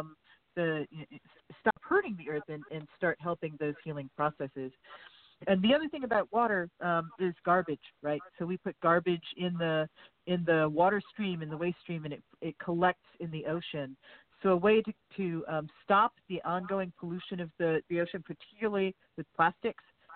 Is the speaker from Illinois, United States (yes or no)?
no; Southern California, United States; I grew up in Southern California